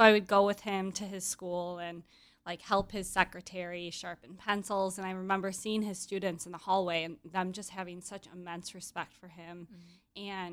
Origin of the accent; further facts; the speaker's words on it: Grand Rapids, Michigan, United States; moved away as an adult; now in Chicago, United States; I'm from Grand Rapids, Michigan. So when I moved to Chicago